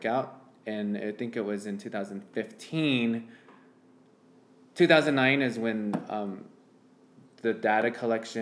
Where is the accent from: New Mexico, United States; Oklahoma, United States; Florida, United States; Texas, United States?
New Mexico, United States; San Juan County; I'm from New Mexico in San Juan County